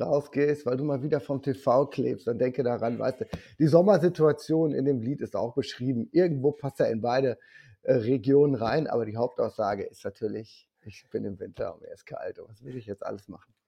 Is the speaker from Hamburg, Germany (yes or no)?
no; Rheda-Wiedenbrück, North Rhine-Westphalia, Germany; ich komme aus Reda Wiedenbrück, das ist bei Gütersloh